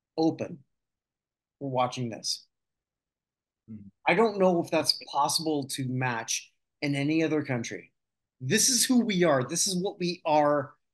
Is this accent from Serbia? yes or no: no; Canada; also born or lived in Barbados; This is an embarrassment for me personally, as a Canadian. And I say this as someone who has lived in a lot of places. I got the pleasure of coming back to Canada after living in Barbados.